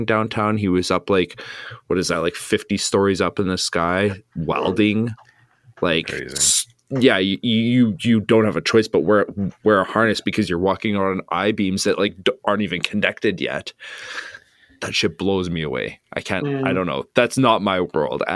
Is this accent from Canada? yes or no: yes; Flin Flon, Manitoba, Canada; I grew up in Flin Flon